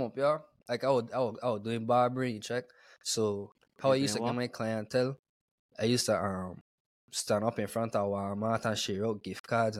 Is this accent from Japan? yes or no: no; U.S. Virgin Islands; moved away as an adult; now in United States; And they was like, where are you from? I said, St. Croix.